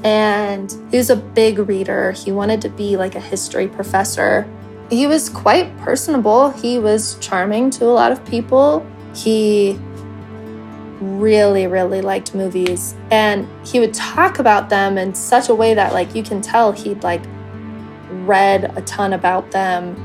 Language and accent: English; Colorado, United States; I am 25 years old and I am from Colorado